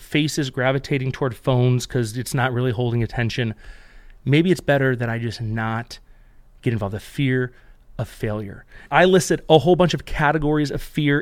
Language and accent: English; Buffalo, New York, United States; We grew up in Buffalo